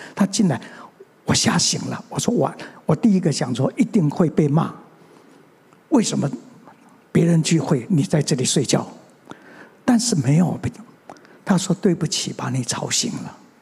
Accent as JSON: {"language": "Chinese", "town": "Mingjian", "region": "Nantou County", "country": "Taiwan", "tie": "born or raised there", "also_born_or_lived": "Xinwu, Taoyuan", "said": "其实我生下来， 我是生在南投的民间乡的一个乡下"}